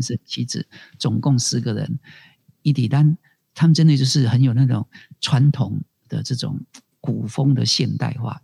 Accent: Taijiang, Tainan, Taiwan; 我们是住在台江内海的子弟，我是台江囡仔

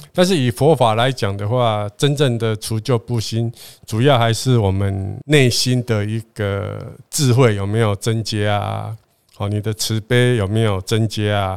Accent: southern Taiwan, Taiwan; 我们是南部人啊

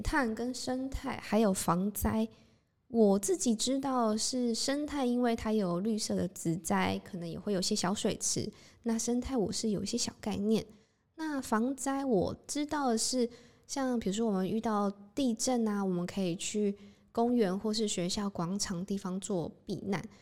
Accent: Taipei, Taiwan; moved away; also born or lived in southern Taiwan; 我之前是在台北出生，然后在台北生活跟读书一阵子

